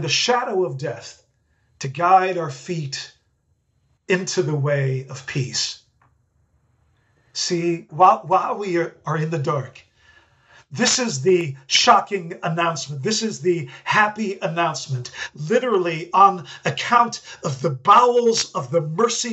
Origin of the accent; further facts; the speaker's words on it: Netherlands; moved away; I grew up in the Netherlands, and growing up as a Dutchman